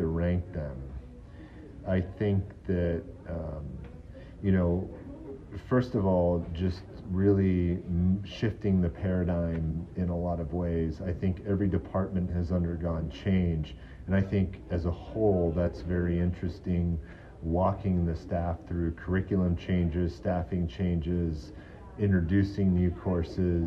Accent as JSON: {"language": "English", "region": "California", "country": "United States", "tie": "born or raised there", "also_born_or_lived": "Hong Kong", "said": "I was born in Hong Kong. I moved to America, California when I was 8 years old"}